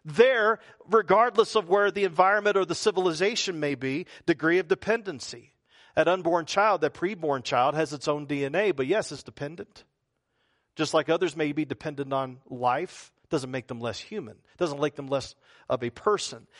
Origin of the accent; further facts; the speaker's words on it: the South, United States; accent: Southern; talk like I'm a Southerner